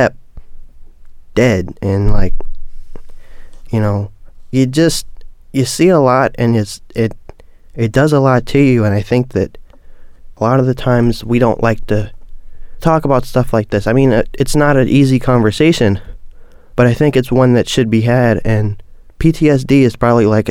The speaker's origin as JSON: {"language": "English", "town": "Baltimore", "region": "Maryland", "country": "United States", "tie": "born or raised there", "said": "growing up in Baltimore it's rough"}